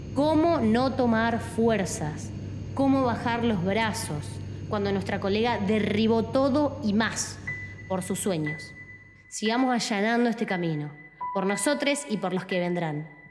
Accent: Santa Fe, Argentina; Como santafesina, como argentina, como mujer y como piloto

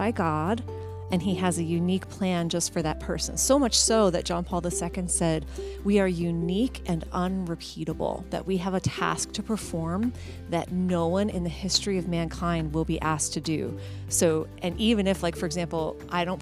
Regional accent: Somerville, New Jersey, United States; also born or lived in Indiana; now in Philadelphia, United States; I was born and raised in Somerville, New Jersey, in a practicing Catholic family

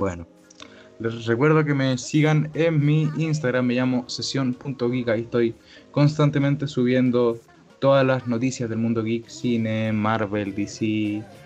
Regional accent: Chile; yo soy chileno

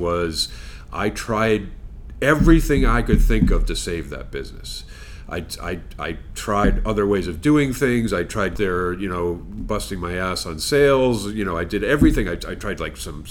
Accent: Longmeadow, Massachusetts, United States; I grew up in Longmeadow

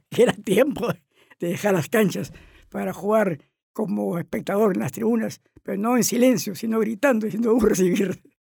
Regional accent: Chiclayo, Lambayeque, Peru

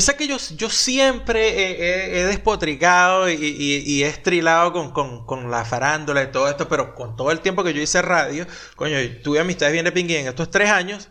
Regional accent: Venezuela; now in Argentina; Todos los venezolanos

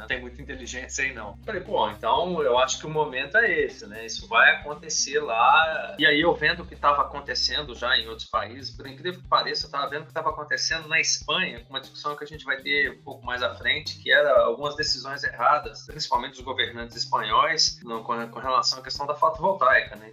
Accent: Conselheiro Lafaiete, Minas Gerais, Brazil; moved away; also born or lived in Itabirito / Juiz de Fora; Eu depois eu acabei me criando da, da infância, primeira infância até a adolescência ali, o final da adolescência em Conselheiro Lafayette.

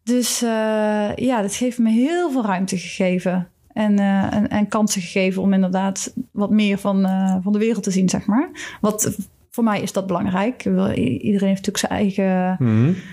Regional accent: Netherlands; moved away as an adult; also born or lived in Switzerland; als Nederlander

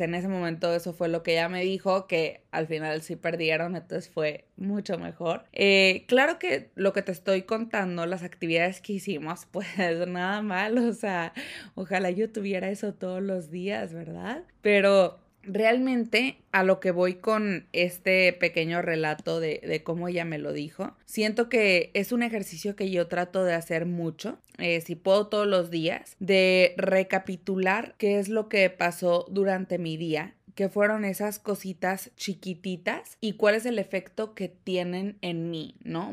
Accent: Mexico; moved away; yo doy por sentado el hecho de que vengo de un país, de México

